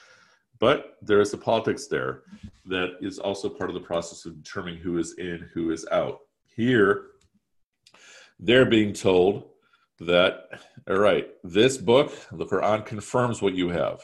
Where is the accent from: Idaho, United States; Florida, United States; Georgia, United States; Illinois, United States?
Illinois, United States; Chicago; also born or lived in Pakistan; nearly 100% of my waking hours have taken place in the Chicagoland area